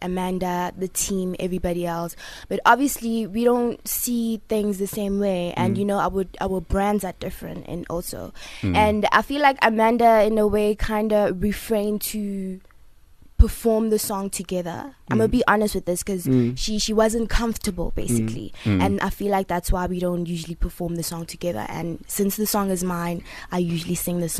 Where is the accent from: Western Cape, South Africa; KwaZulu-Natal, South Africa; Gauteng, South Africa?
KwaZulu-Natal, South Africa; Mzinto; I was born in KZN Mzinto, that's south coast of Durban, so I'm a coast baby.